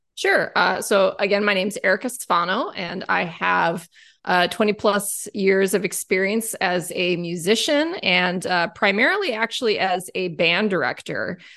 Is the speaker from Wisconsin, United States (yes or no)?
yes; Whitewater, Wisconsin, United States; I grew up in Whitewater, Wisconsin